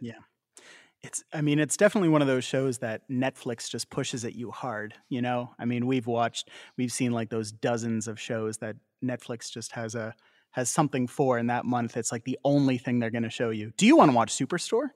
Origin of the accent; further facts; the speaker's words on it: Canada; we as Canadians